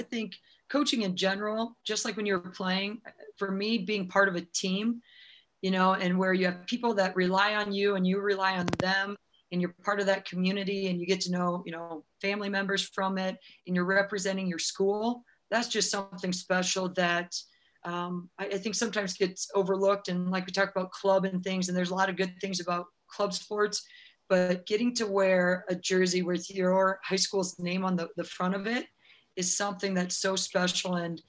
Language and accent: English; Owine, Iowa, United States; So Owine, my hometown